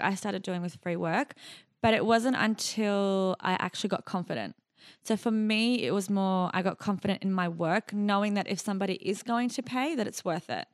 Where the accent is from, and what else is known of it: Sydney, New South Wales, Australia; born or raised there; also born or lived in Iraq / Jordan